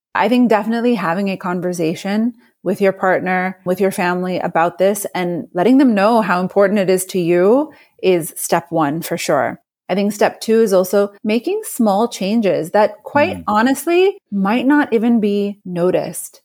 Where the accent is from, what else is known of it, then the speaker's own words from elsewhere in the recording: New York, United States; I'm a New Yorker